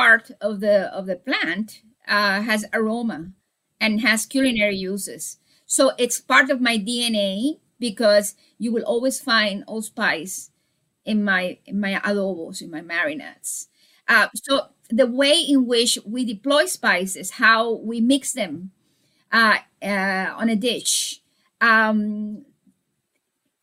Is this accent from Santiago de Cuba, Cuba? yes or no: yes; Santiago de Cuba, Cuba; came from actually my hometown. They were Spaniards who had settled in Santiago de Cuba